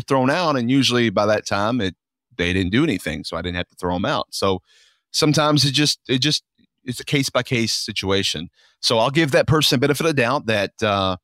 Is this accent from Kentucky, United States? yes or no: yes; Louisville, Kentucky, United States; I'm from here originally